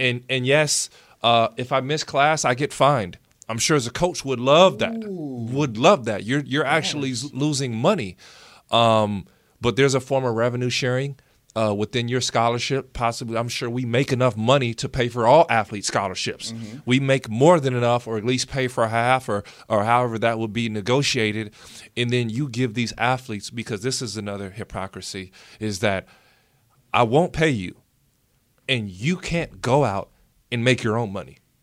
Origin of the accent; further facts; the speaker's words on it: United States; being American